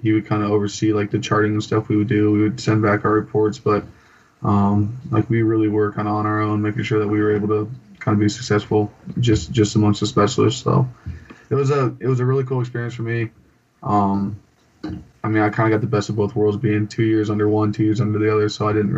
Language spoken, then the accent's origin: English; Albuquerque, New Mexico, United States; born there; also born or lived in California / Montana; So I was born in Albuquerque, New Mexico, when my dad was stationed at Kirkland Air Force Base.